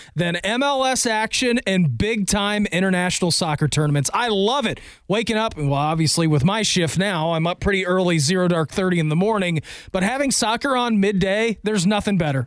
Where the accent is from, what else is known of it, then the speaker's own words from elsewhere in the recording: Dayton, Ohio, United States; I grew up in Dayton, only an hour and a half away